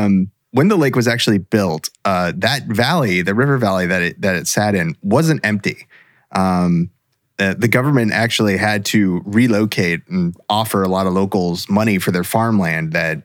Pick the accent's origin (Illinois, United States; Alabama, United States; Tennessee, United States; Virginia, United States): Virginia, United States; my home state of Virginia.